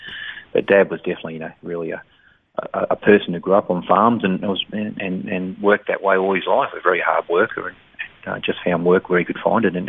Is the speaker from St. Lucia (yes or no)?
no; Pakenham, Victoria, Australia; also born or lived in Nar Nar Goon, Victoria; I was born in Pakenham. We grew up in where the Pakenham swimming pool is now, if anybody ever knows Pakenham. We had a little farm there